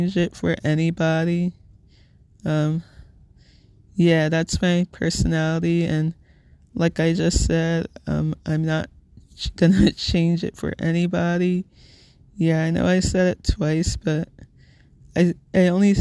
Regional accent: Little Ferry, New Jersey, United States; I'm from Little Ferry, New Jersey, which, if you're not familiar with, it's in Bergen County, neighboring town between Hackensack and Teaneck

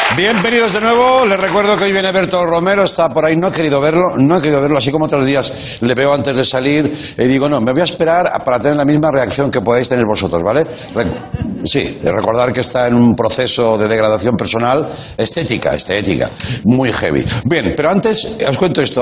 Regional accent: Reus, Catalonia, Spain; de mi ciudad, de mi pueblo, que me hace mucha ilusión, de Reus

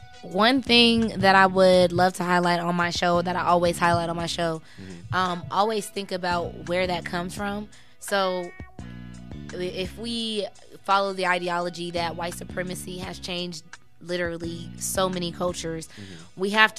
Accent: Denver, Colorado, United States; my parents did raise us on the east side

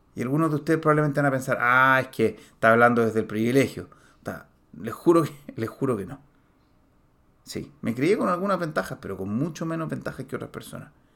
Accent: Chile; en Chile, en mi país

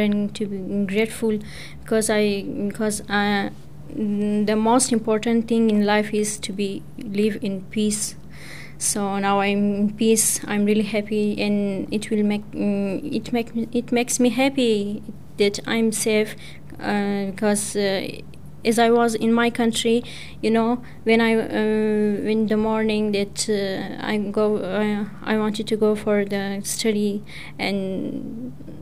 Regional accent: Pakistan; first language Persian; English is a second language; moved away as an adult; now in Australia; I'm from Pakistan, and I have been here for 9 months before the COVID

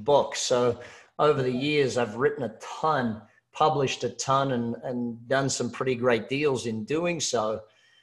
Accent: Australia; I'm Australian

